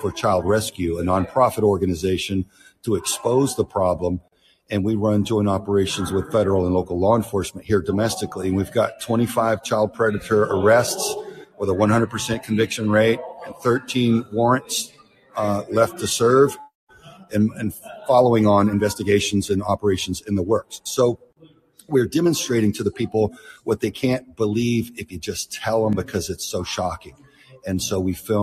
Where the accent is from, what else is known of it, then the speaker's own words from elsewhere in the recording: Houston, Texas, United States; I'm from Houston